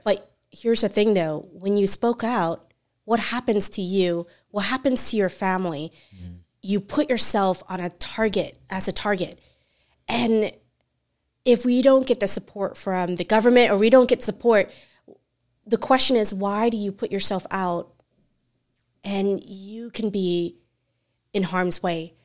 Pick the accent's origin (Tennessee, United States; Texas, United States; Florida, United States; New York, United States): Florida, United States; Central; I'm from Central Florida